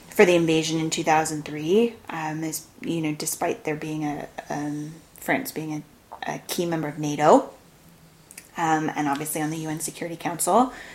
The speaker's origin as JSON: {"language": "English", "country": "United States", "said": "as an American"}